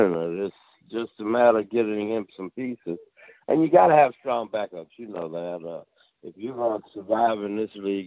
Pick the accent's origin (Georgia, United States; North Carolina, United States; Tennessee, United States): Georgia, United States; Savannah; being from Georgia like I am, you know, I'm from Savannah